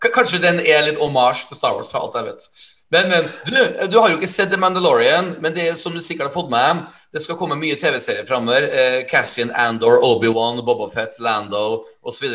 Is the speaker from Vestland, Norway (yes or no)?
no; Trøndelag, Norway; jeg er en trønder